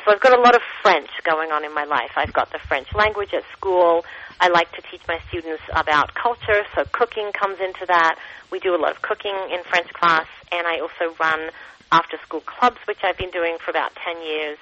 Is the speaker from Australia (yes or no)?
yes; Adelaide, South Australia, Australia; moved away as an adult; also born or lived in Paris, France / southwest France; now in Toronto, Canada; I was born and bred in Adelaide and grew up there until my mid-20s